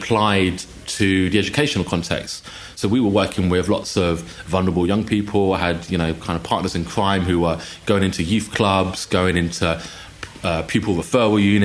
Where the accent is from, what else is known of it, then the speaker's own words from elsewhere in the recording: United Kingdom; as someone who throughout my kind of journey growing up always identified more as British than I did Chinese